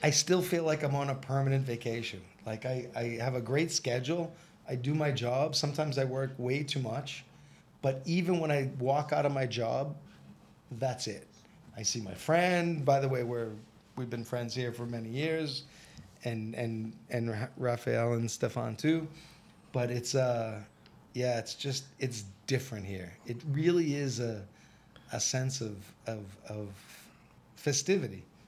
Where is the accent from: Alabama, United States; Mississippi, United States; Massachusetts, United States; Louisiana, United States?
Massachusetts, United States; Boston; now in Brazil; I come from Boston, Massachusetts. I've been in Brazil almost 11 years